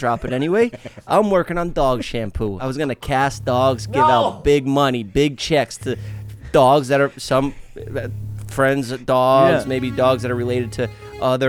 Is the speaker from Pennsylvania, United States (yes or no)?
no; New York City, New York, United States; I'm from Staten Island